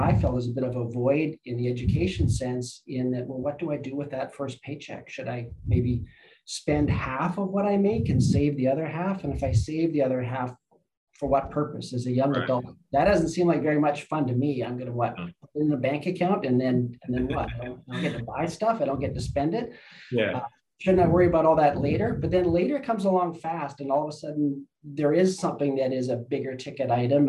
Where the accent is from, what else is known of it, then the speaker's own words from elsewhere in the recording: Lower Mainland, British Columbia, Canada; moved away as an adult; now in Okanagan, Canada; I grew up in the Lower Mainland, went to the University of British Columbia there.